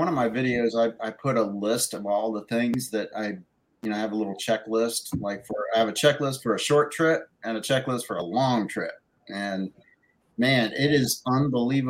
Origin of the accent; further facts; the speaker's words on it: Florida, United States; moved away; my home state